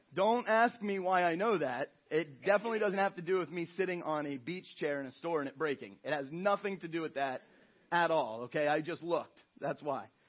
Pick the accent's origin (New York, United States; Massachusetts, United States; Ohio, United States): Ohio, United States; moved away as an adult; I'm from Ohio, from the Midwest.